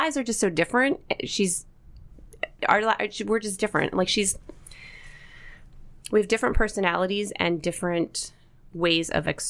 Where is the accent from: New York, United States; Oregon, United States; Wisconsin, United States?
New York, United States; Binghamton; I was born in New York. I moved back. I actually attended and graduated from Franklin Regional High School.